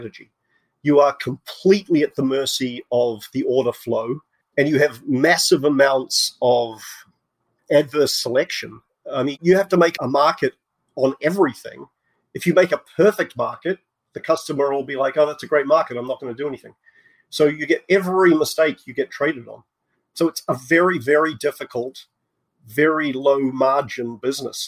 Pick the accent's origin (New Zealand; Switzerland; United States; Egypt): New Zealand; moved away as an adult; also born or lived in England; I was born in New Zealand. I did my undergrad in physics there.